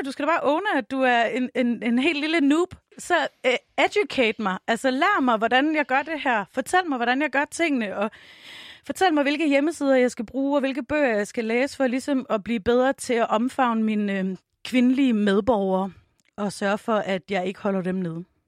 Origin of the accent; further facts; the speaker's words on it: Tønder, Southern Denmark, Denmark; moved away as an adult; also born or lived in Varde; now in Copenhagen, Denmark; da jeg flyttede til København i to tusind og otte, så jeg kommer fra Tønder